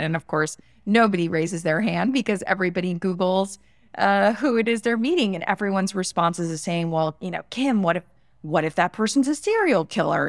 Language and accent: English; West Palm Beach, Florida, United States; I was born in West Palm Beach, Florida, in the United States